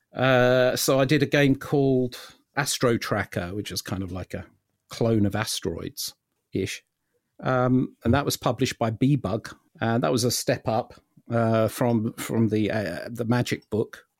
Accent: London, United Kingdom; I was born in London

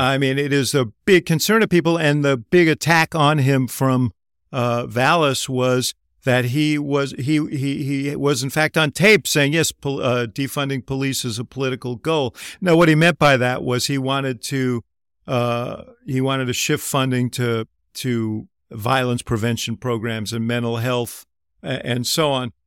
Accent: Chicago, Illinois, United States; I'm a Chicagoan

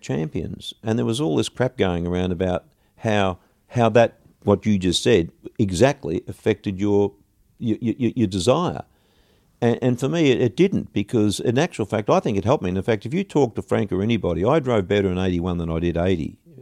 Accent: Australia; moved away as an adult; also born or lived in London; we're from Australia

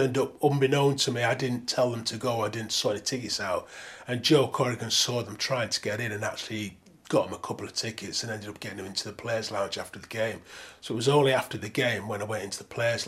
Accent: Manchester, North West England, United Kingdom; also born or lived in Moss Side, Manchester; I was born in Moss Side, but my parents moved quite quickly to Levensume where I was brought up as a kid

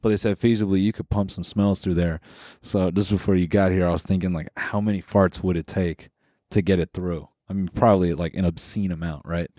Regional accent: Los Angeles, California, United States; I'm from L

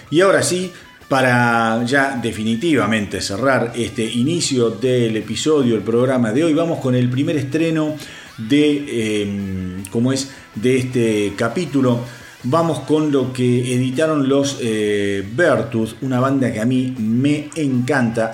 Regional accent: Argentina; para los que somos de Argentina y conocen la radio Aspen

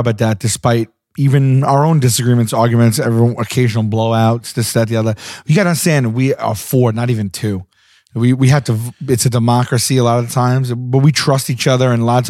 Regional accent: New York City, New York, United States; I'm from Staten Island.

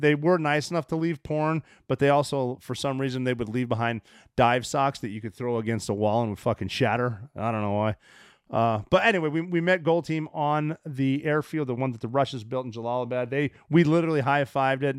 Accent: Montana, United States; I'm from Montana

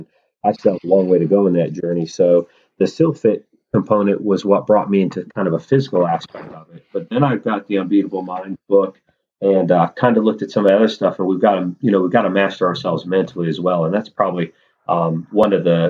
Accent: Wisconsin, Iowa, Nebraska, Midwest, United States; moved away as an adult; now in Raleigh, United States; So I grew up in Wisconsin, Iowa, Nebraska. My family farms in all three states.

